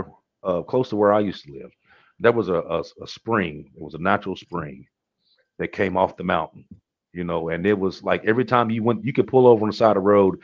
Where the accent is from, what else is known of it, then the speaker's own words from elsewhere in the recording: Virginia, United States; when I left West Virginia and went to Virginia, okay, and then I grew up mostly in Virginia, and then I came back to West Virginia.